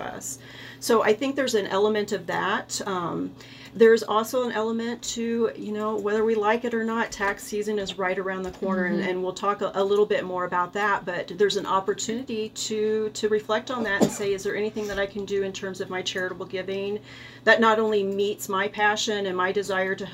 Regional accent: Rolla, Missouri, United States; moved away as an adult; also born or lived in Colorado Springs, Colorado; when this opportunity to come back to my hometown

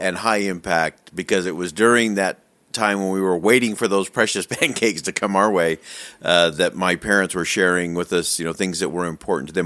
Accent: Salt Lake City, Utah, United States; I actually just grew up in, uh, Salt Lake in the Holiday Cottonwood area there

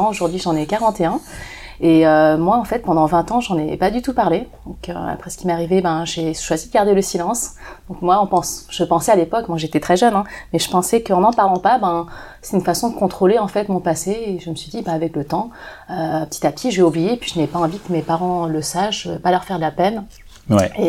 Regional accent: China; C'est des gens, moi je suis chinoise, donc les gens qui m'ont fait ça, c'est des gens de ma région qui, sont chinois aussi.

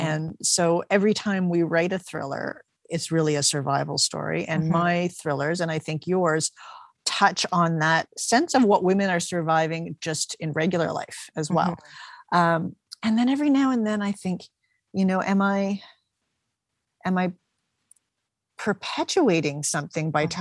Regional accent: Toronto, Ontario, Canada; now in St. John's, Canada; I'm from Toronto

